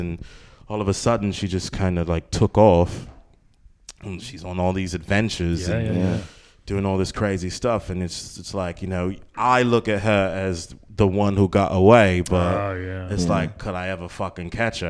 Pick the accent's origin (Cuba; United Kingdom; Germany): United Kingdom; London; I grew up in Peckham in southeast London